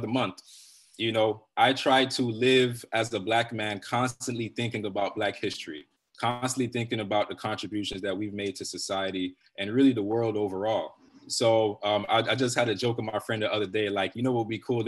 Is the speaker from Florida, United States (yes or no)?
yes; Broward County, Florida, United States; Born and raised in Broward County, I grew up in probably not the best environment